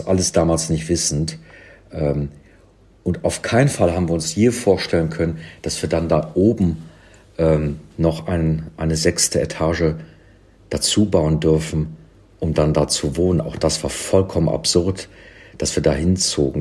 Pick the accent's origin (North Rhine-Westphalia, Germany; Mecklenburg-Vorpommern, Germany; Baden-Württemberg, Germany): North Rhine-Westphalia, Germany; Cologne; also born or lived in London; now in Berlin, Germany; in Köln, in meiner Heimatstadt